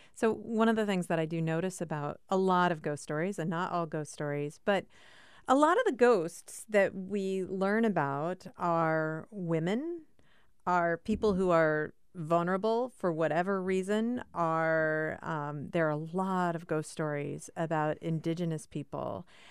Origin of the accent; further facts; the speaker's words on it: Cedar Falls, Iowa, United States; moved away; I grew up in Cedar Falls, Iowa